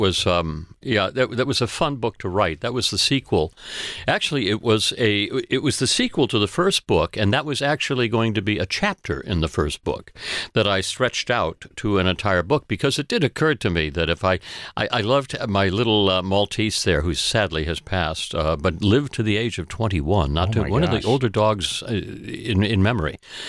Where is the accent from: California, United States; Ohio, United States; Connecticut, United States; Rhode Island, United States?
Connecticut, United States; also born or lived in Maine / Boston; New England. I'm a New England boy. I was born in Maine, lived there for a while. Lived a little bit in Boston. Most of my life in Connecticut.